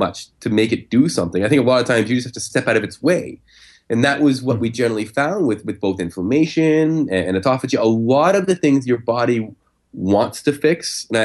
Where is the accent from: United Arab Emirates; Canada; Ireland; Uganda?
Canada; I'm Canadian